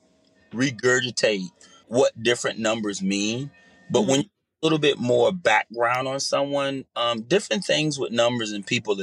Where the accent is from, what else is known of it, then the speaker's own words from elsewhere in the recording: Jersey City, New Jersey, United States; being young and growing up in the inner city in Jersey City